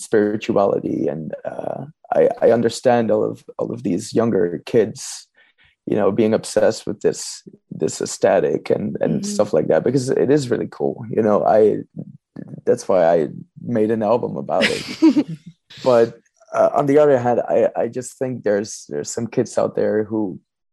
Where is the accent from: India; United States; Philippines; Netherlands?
Netherlands; Amsterdam, North Holland; I'm from Amsterdam